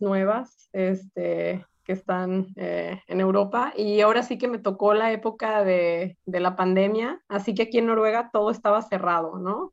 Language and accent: Spanish; Guadalajara, Jalisco, Mexico; moved away as an adult; also born or lived in Tromsø, Norway; now in Oslo, Norway; yo soy de Guadalajara